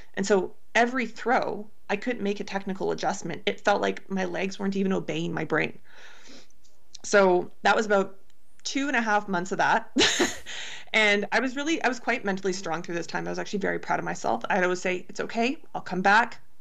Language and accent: English; Canada; being a Canadian javelin thrower